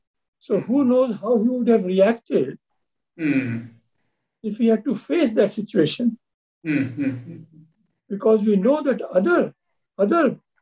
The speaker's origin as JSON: {"language": "English", "country": "India", "said": "as Indian citizens"}